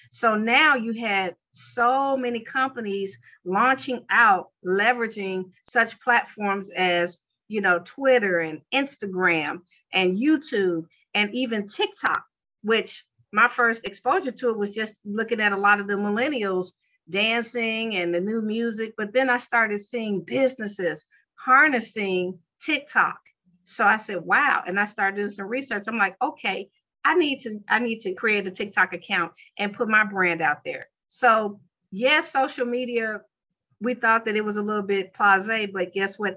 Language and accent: English; Chicago, Illinois, United States; moved away as an adult; now in Atlanta, United States; I hail from Chicago, Illinois, born and raised